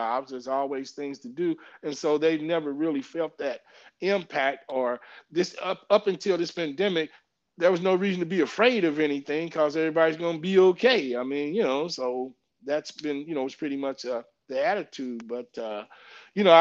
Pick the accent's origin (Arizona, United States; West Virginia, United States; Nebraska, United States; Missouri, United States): Missouri, United States; St. Louis; now in Washington, United States; we are from St. Louis, you know, in the Midwest